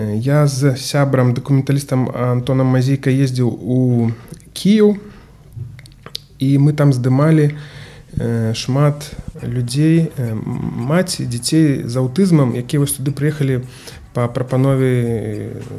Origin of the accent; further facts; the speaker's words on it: Grodno, Grodno Region, Belarus; я таксама гарадзенец